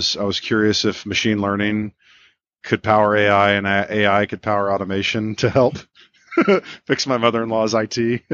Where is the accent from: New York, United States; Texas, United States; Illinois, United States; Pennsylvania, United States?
Texas, United States; now in Birmingham, United States; I'm from Texas originally